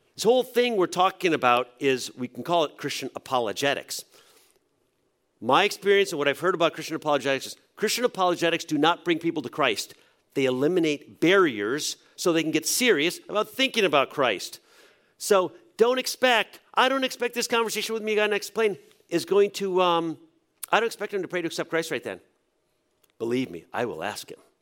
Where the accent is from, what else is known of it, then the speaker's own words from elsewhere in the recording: New England, United States; I grew up in a church in New England